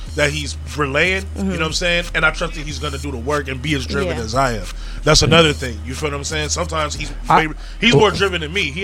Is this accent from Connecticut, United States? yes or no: no; Lynwood, California, United States; I'm from Linwood.